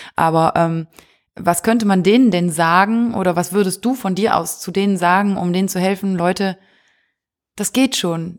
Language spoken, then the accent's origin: German; Wallonia, Belgium; Ostbelgien, wir sind aus Ostbelgien